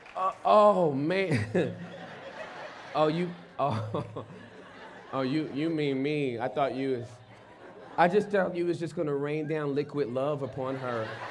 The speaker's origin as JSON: {"language": "English", "town": "Inglewood", "region": "California", "country": "United States", "tie": "born or raised there", "said": "I was born and raised in Inglewood, in, in, in the hood. And then we moved out of the hood to the suburbs."}